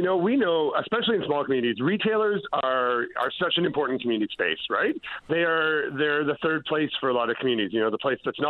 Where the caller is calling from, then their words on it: St. Anthony, Newfoundland and Labrador, Canada; I can start with, I'm calling you from Santhony today. So we are up, myself and a few of our team are up here on the Northern Peninsula this week.